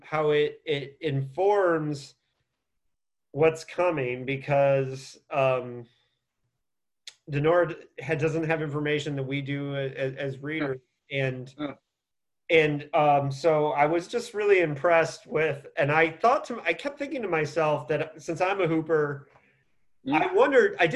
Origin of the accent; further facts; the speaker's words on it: Bloomington, Indiana, United States; I grew up in Indiana.